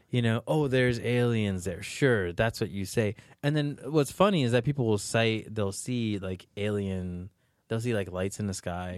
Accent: New York, United States; I'm from New York, too

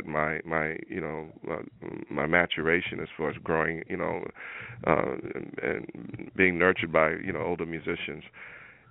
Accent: Houston, Texas, United States; growing up in Houston, Texas

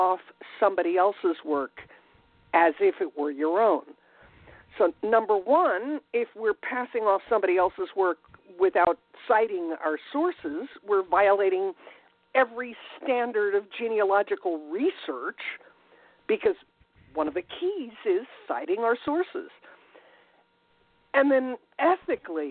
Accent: New Jersey, United States; moved away; raised in the Northeast in New Jersey and have lived around the United States and even in Europe.

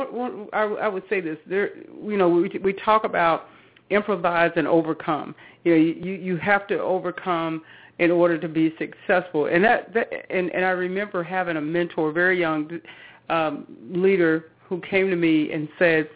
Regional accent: Charlotte, North Carolina, United States; moved away as an adult; I'm from the Charlotte, North Carolina area. Yeah, in Charlotte. So most of the family still, lives that reside in Charlotte, but that's where I grew up

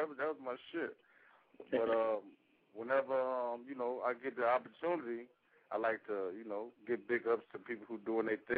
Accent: Long Island, New York, United States; I'm from Long Island, New York.

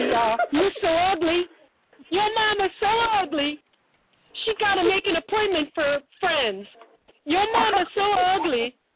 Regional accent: Baltimore, Maryland, United States; I'm Baltimore, Maryland.

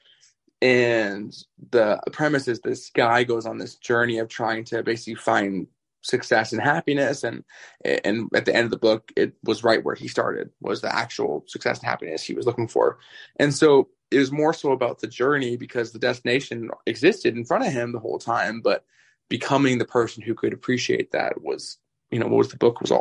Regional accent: Vancouver, British Columbia, Canada; moved away as an adult; now in Las Vegas, United States; I'm from Canada originally. I moved out to Las Vegas like 5 or 6 years ago. And over Christmas, I went back to Vancouver

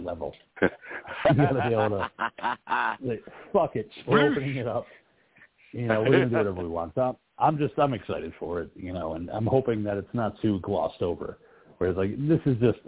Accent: New Jersey, United States; I'm from Jersey

